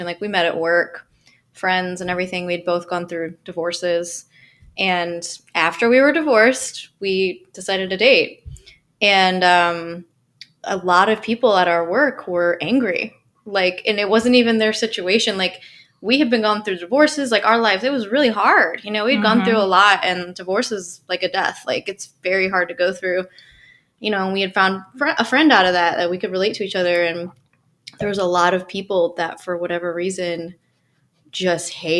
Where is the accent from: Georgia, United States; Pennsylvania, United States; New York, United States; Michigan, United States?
Michigan, United States; also born or lived in Colorado / Minneapolis / Kentucky; now in Franklin, United States; I grew up in Michigan, and then I lived in Colorado for 10 years here.